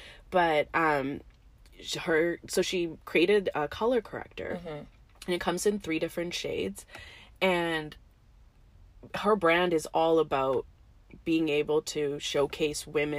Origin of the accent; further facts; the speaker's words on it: India; And I can say as an Indian, like most of us are raised thinking like fair is beautiful